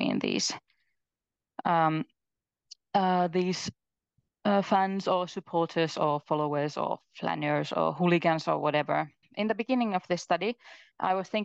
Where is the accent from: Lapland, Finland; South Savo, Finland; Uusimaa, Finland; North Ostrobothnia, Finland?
South Savo, Finland; Mikkeli; now in Jyväskylä, Finland; I'm from Mikkeli